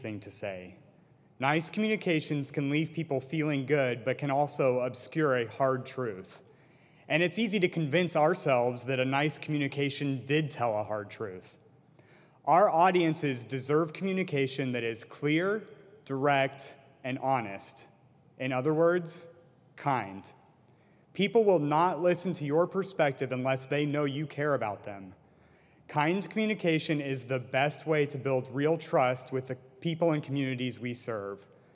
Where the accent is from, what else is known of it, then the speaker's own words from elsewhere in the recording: Midwest, United States; now in Kansas City, United States; Where I grew up, the phrase Midwest nice is thrown around a lot